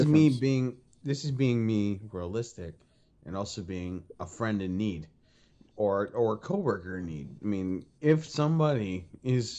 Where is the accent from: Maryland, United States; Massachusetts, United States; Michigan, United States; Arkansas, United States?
Massachusetts, United States; Boston; accent: Boston; now in Tennessee, United States; I am actually from Boston, Massachusetts. And from time to time, I do have a little bit of an accent that kind of comes and goes.